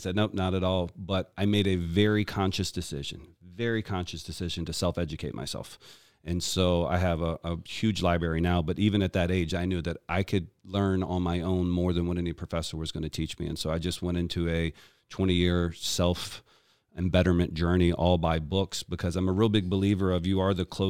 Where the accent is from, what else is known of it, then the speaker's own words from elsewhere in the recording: Richmond, Virginia, United States; So I was born in Richmond, Virginia.